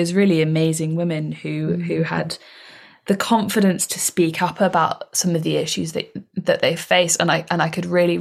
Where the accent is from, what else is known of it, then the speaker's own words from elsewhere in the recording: Somerset, South West England, United Kingdom; I'm from Somerset